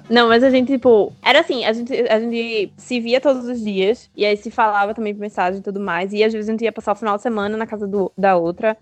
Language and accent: Portuguese; Candeias, Brazil; nós dois somos de Candeias